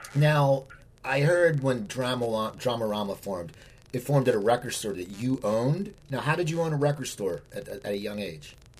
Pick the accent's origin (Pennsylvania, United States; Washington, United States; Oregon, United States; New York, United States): Pennsylvania, United States; near Philadelphia; I grew up near Philadelphia